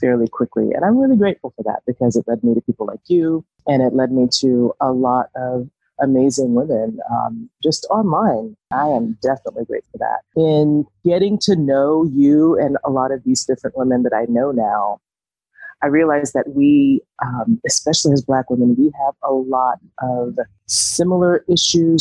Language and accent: English; Atlanta, Georgia, United States; moved away as an adult; now in Southwest Virginia, United States; I am from Atlanta, Georgia. I currently live in Southwest Virginia, and I've been here for almost 5 years now